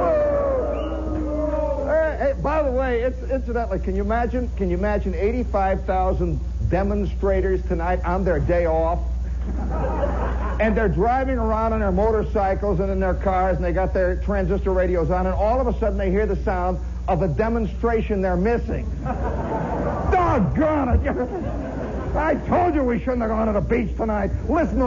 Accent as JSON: {"language": "English", "region": "Indiana", "country": "United States", "said": "I'm from Indiana."}